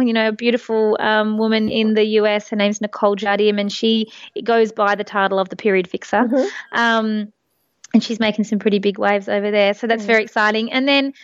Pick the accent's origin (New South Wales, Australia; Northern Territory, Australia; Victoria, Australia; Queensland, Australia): Victoria, Australia; country; I grew up in country Victoria